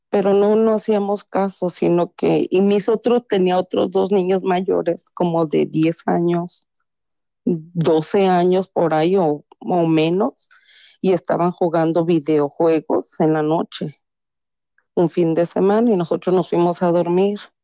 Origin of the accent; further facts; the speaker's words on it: Taxco, Guerrero, Mexico; moved away as an adult; also born or lived in Mexico City; now in Chicago, United States; soy nacida en la Ciudad de México, Ajá criada en, la, en Tasco Guerrero. Órale. Y ahora tengo treinta y pico de años aquí en Chicago, Illinois.